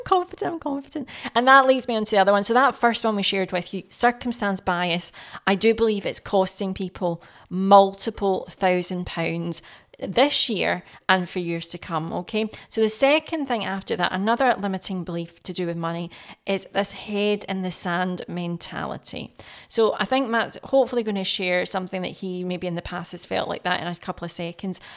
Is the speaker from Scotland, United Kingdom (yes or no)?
yes; Scotland, United Kingdom; I'm Scottish. I've been here obviously all my life.